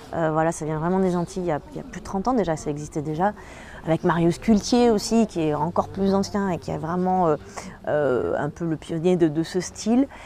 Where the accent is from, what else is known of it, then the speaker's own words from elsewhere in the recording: Réunion; de chez moi, parce que je suis réunionnaise, je viens de l'île de la Réunion